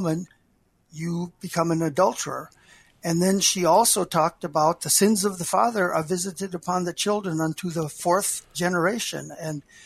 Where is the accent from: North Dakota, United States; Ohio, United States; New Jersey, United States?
North Dakota, United States; Wishek; also born or lived in Billings; I grew up in Wishick, where It Takes a Village is true and real